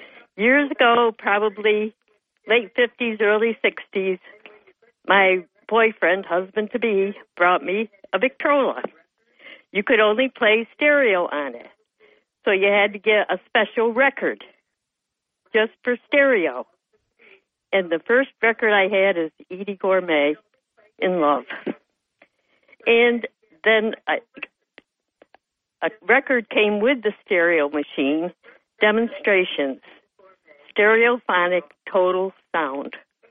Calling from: Dickinson, New York, United States; number two from the town of Dickinson.

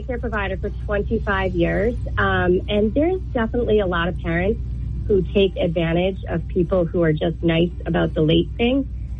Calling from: Windham, New Hampshire, United States; Hi, it's …. I'm from Wyndham.

